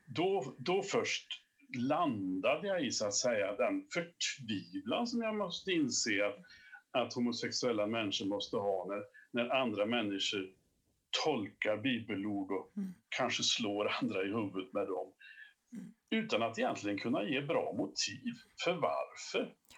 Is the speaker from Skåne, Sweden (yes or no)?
no; Åmål, Västra Götaland, Sweden; now in Kil, Sweden; bosatt i Värmland numera, fast jag kommer från, eh, från Åmål, som du sa, i Dalsland. Eh, vi är ganska få dalslänningar